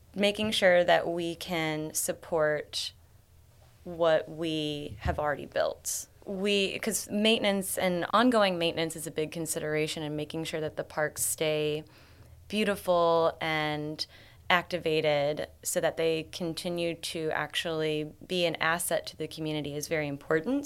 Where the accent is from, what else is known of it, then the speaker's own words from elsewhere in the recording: Columbia, Illinois, United States; moved away as an adult; now in St. Louis, United States; Columbia, Illinois. But I've been in St. Louis my entire adult life